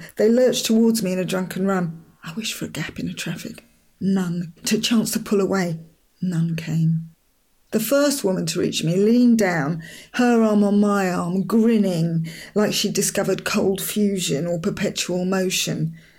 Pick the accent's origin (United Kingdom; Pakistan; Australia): United Kingdom; London; moved away as an adult; now in Hastings, United Kingdom; I'm not a Londoner anymore. I live in Hastings. I'm thoroughly, entirely, to the tips of my fingers, one of the Angle folk. A sister through time to Beachy Head woman across the bay in Eastbourne.